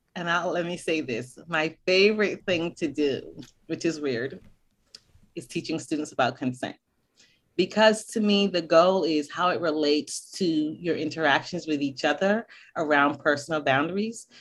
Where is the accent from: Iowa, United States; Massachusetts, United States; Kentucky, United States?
Massachusetts, United States; Boston; moved away; also born or lived in Barbados; I was born in Barbados, but I grew up in Boston